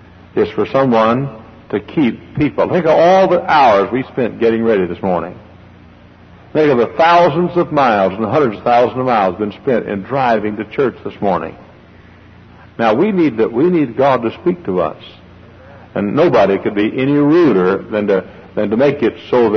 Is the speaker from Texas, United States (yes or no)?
yes; Dallas, Texas, United States; moved away; my hometown of Dallas, Texas.